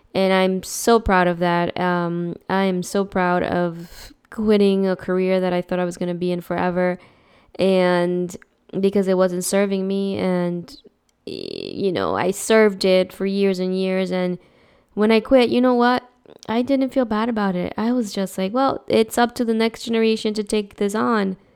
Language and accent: English; New Jersey, United States; moved away as an adult; I grew up in New Jersey, and I've been in this state longer than I had been over there